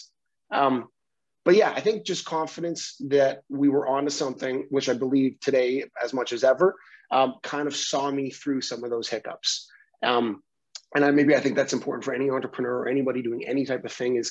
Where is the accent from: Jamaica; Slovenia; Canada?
Canada; Vancouver, British Columbia; we're Canadian, we're from Vancouver, we're like on the West Coast